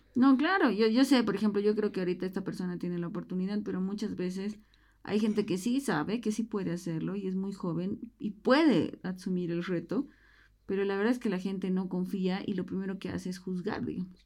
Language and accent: Spanish; Bolivia; como bolivianos no nos gusta la migración